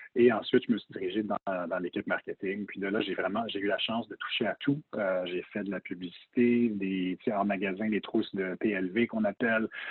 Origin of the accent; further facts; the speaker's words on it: Montreal, Quebec, Canada; also born or lived in Toronto, Canada / United States; j'ai grandi à Toronto très jeune, mais à Montréal par la suite